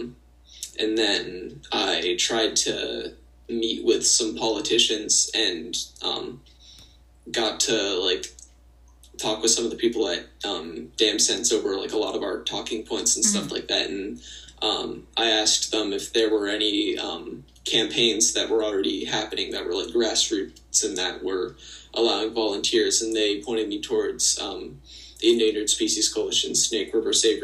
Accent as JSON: {"language": "English", "town": "Seattle", "region": "Washington", "country": "United States", "said": "I'm from Seattle."}